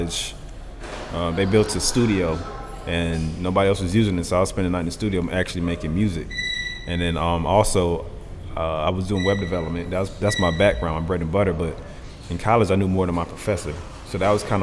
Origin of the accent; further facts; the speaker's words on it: Atlanta, Georgia, United States; also born or lived in Queens, New York / Jamaica (ancestry); my mom had the opportunity to come down here when I was like four. So I'm still a Georgia boy. But I've been here since I was four